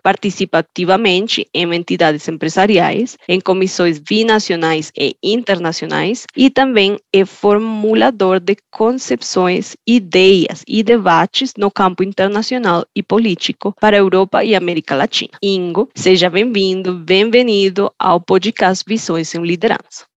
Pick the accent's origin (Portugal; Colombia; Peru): Colombia; Portuguese is a second language; now in Brazil; sou da Colômbia uma colombiana que trabalha com pessoas de todo o mundo